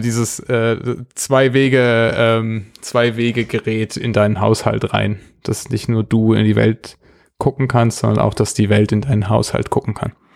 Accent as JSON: {"language": "German", "country": "Germany", "said": "Als Deutsche"}